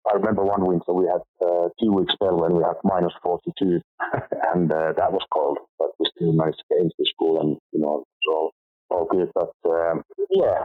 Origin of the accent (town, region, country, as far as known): Finland; born or raised there